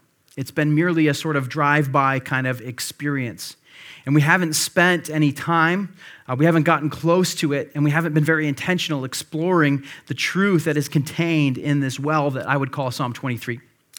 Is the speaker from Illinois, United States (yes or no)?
yes; Illinois, United States; I grew up near Chicago, used to live near Chicago, and we would make occasional day trips down there.